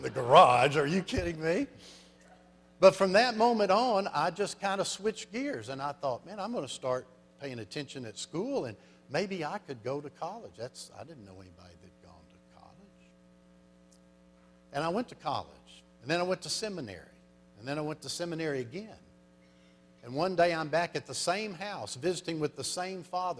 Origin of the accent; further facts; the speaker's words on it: Arkansas, United States; I'm from Arkansas